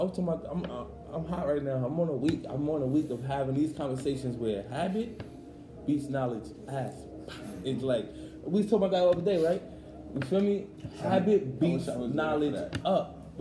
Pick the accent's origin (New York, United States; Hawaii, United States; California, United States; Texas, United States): New York, United States; New York City; I grew up in Brownsville Projects.